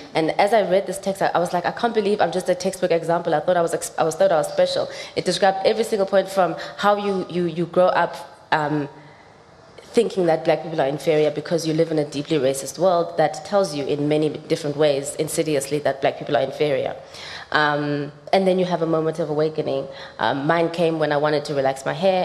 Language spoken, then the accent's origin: English; South Africa; growing up in South Africa